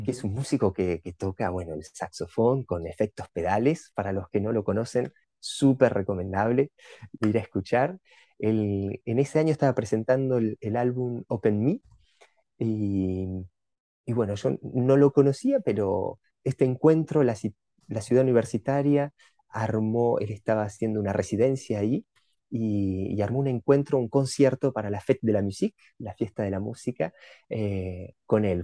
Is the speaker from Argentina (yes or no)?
yes; Buenos Aires, Argentina; moved away as an adult; now in Paris, France; estoy viviendo en París ya hace ocho años, pero vengo de Argentina